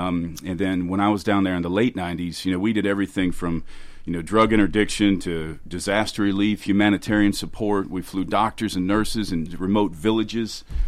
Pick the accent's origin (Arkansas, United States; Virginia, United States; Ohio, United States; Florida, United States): Ohio, United States; Cincinnati; now in Williamson County, Tennessee, United States; I grew up in Cincinnati in Southwest Ohio.